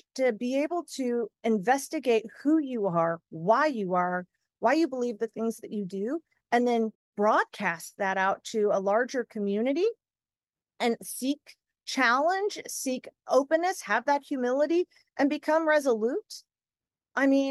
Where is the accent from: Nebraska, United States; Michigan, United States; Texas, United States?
Texas, United States; I'm 100% Texan and always will be.